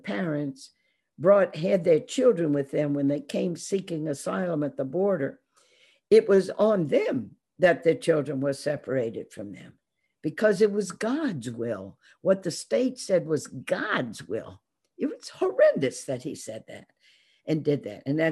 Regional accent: Baton Rouge, Louisiana, United States; growing up in Baton Rouge, Louisiana

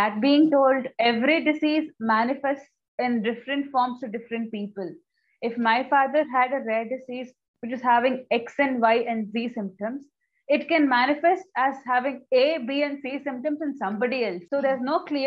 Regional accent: Bangalore, Karnataka, India; from Bangalore, India

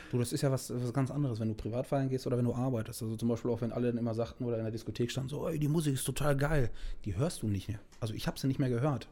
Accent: Germany; als Deutscher

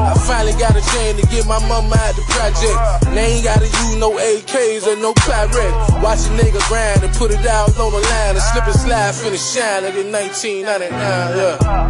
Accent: Miami, Florida, United States; I'm from Miami, Florida.

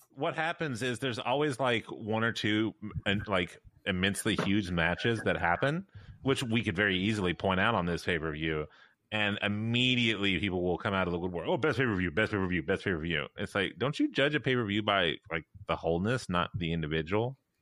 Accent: Memphis, Tennessee, United States; I'm from Memphis

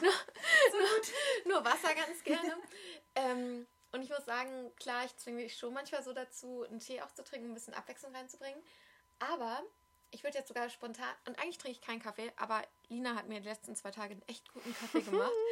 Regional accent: Berlin, Germany; also born or lived in Amsterdam; ich komme aus Berlin und ich lebe mein, fast mein ganzes Leben in Berlin

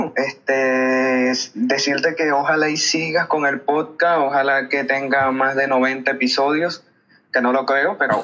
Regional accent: Venezuela; now in Valledupar, Colombia; soy venezolano, pero estoy aquí en, el, en Colombia, Valledupar.

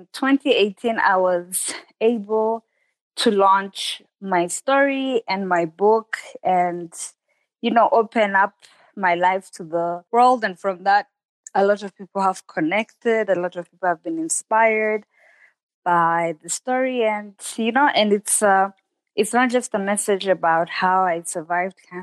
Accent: Rwanda; I am Rwandan, living in Rwanda, born and raised in Rwanda

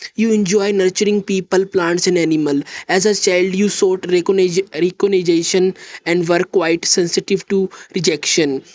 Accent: India; I am from India.

